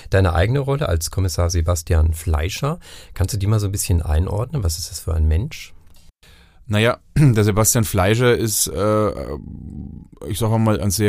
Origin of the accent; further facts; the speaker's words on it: Northern Germany, Germany; born there; now in Franconia, Germany; ich als Norddeutscher, ich bin gebürtiger Norddeutscher, erst Anfang der 90er Jahre nach Franken gekommen